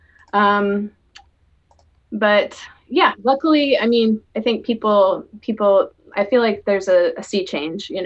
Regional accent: the South, United States; also born or lived in Chicago, United States; now in Portland, United States; I grew up in the South

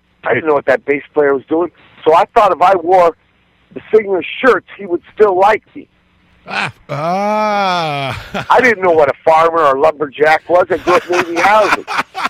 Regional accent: Virginia, United States; born there; I was born in Virginia, but I was conceived.

